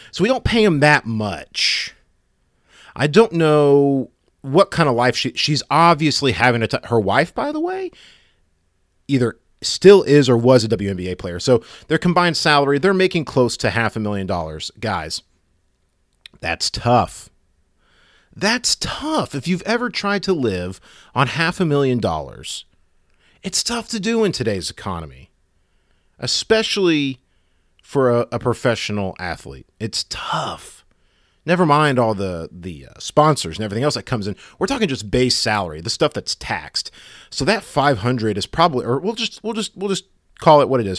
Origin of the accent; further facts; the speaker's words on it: United States; As an American